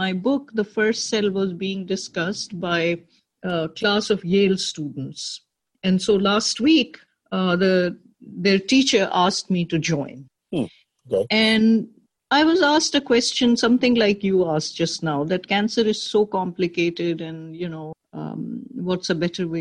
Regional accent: Pakistan; moved away as an adult; now in New York, United States; I grew up in Pakistan

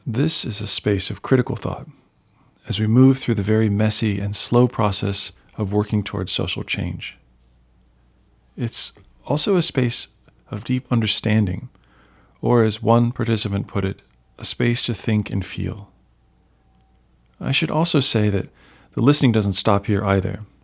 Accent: Columbus, Ohio, United States; I grew up and I live in Columbus, an hour north of Appalachian, Ohio

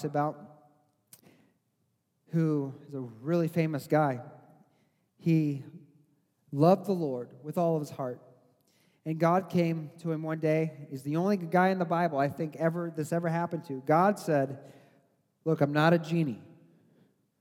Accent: Missouri, United States; I grew up in Missouri

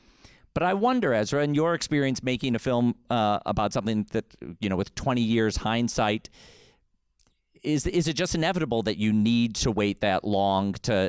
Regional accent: Northern US, United States; and I say this as a Northerner, when you see an injustice taking place in the South

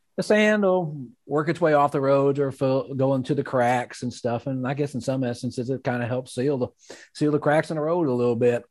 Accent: Magnolia, Arkansas, United States; my hometown, Magnolia, Arkansas

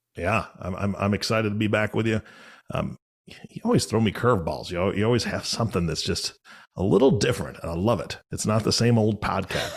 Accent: Seattle, Washington, United States; so I'm from Seattle.

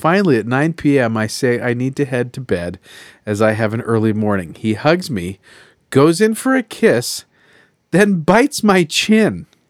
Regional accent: Australia; I'm Australian. My profile said I was Australian.

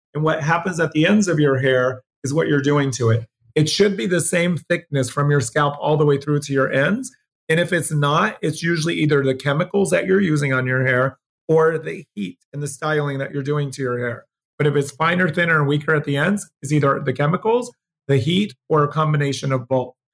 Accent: Pennsylvania, United States; also born or lived in New Jersey; now in Los Angeles, United States; I grew up in New Jersey and Pennsylvania, mostly Pennsylvania

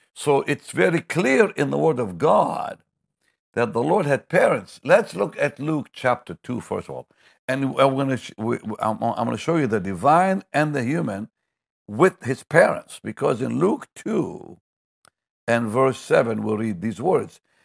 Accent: Jaffa, Tel Aviv District, Israel; I come from Jaffa

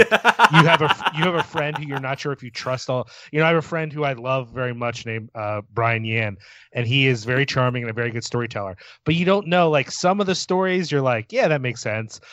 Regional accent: Philadelphia, Pennsylvania, United States; my hometown of Philadelphia

